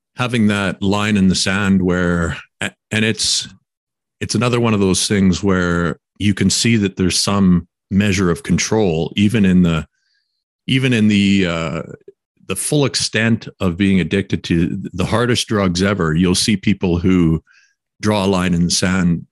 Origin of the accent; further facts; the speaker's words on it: Quesnel, British Columbia, Canada; moved away; back in my hometown of Quesnel